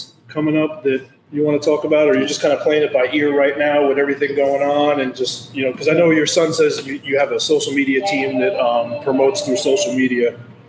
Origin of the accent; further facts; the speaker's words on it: New York City, New York, United States; moved away as an adult; I grew up. Jobs in high school growing up on Long Island in New York City